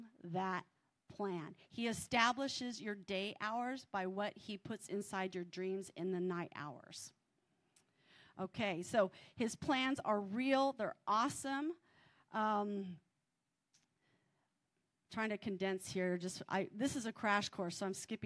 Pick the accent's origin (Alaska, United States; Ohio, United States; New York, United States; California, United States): California, United States; I'm from California